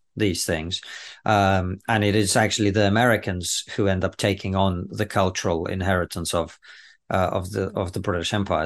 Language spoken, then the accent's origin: English; Russia; now in United Kingdom; growing up in the Soviet Union